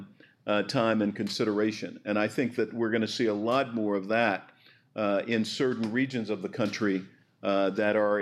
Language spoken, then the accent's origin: English; Arkansas, United States; A place like Arkansas, my home state